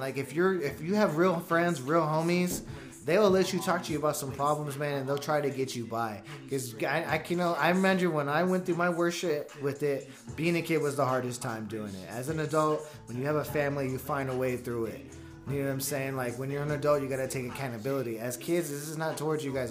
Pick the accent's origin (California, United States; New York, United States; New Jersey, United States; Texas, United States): California, United States; I grew up in California